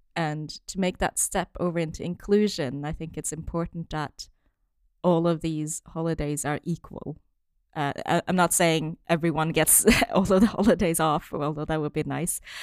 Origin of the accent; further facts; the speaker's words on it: Norway; moved away as an adult; also born or lived in China; now in United Kingdom; originally, I'm from Norway, but then my parents are originally from China